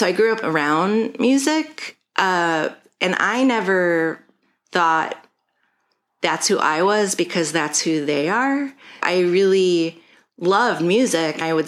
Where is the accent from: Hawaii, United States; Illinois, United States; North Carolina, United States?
Illinois, United States; Chicago; I'm from Chicago. I was born at Columbus Hospital along Lakeshore Drive back when that existed. And I lived my whole life in the Lakeview neighborhood